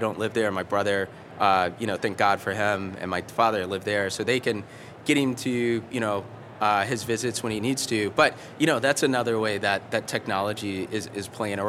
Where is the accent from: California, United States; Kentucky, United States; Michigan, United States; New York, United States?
Kentucky, United States; we're from Kentucky